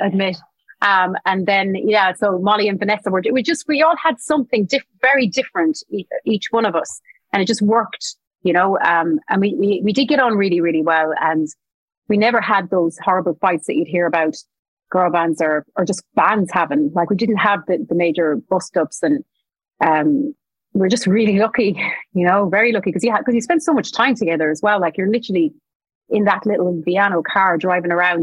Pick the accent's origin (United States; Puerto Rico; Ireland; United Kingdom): Ireland; Thurles, Munster; moved away; I'm coming back home to my hometown here in Thurles